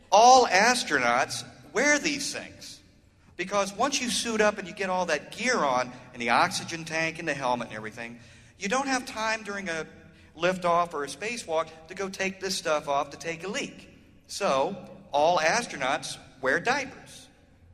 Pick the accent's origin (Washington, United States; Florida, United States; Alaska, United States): Florida, United States; Orlando; I'm from Orlando, Florida